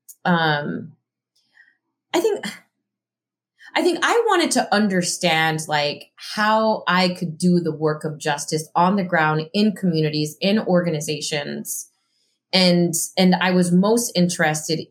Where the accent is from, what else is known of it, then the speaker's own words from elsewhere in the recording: El Paso, Texas, United States; moved away as an adult; also born or lived in Southern California; now in Chicago, United States; I grew up in El Paso, Texas. It's a border city.